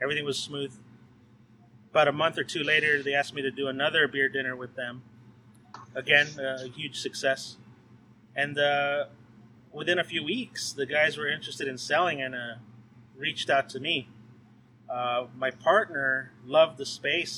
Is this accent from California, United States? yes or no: yes; Whittier, California, United States; Back in my hometown of Uptown Whittier